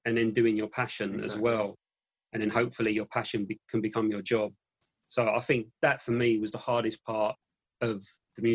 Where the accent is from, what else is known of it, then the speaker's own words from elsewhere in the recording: London, United Kingdom; Being in our hometown